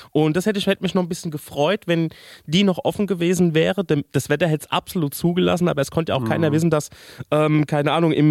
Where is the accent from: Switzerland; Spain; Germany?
Spain; Also ich bin ja in Spanien de facto aufgewachsen.